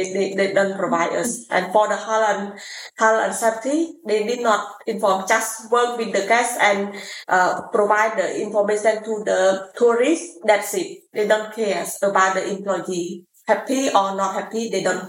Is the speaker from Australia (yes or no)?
no; Siem Reap, Cambodia; also born or lived in Phnom Penh; I'm from Siem Reap province